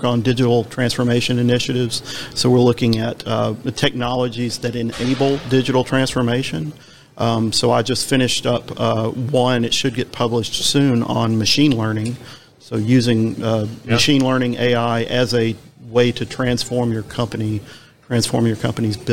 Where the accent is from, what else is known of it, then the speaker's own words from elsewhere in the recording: Nashville, Tennessee, United States; I'm from Nashville, so we're the, you know, Music City USA